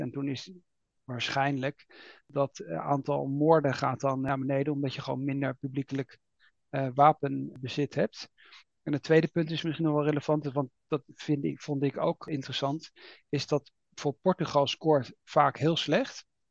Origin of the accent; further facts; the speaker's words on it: Netherlands; we als Nederlanders